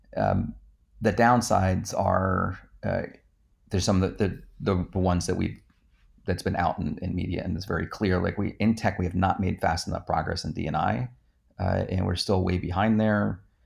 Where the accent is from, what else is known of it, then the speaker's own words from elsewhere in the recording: New Jersey, United States; I grew up in New Jersey